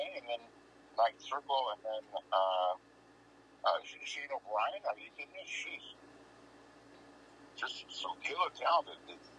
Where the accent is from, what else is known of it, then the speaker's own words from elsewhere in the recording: Kansas, United States; I grew up in Kansas, so I came from Dixie.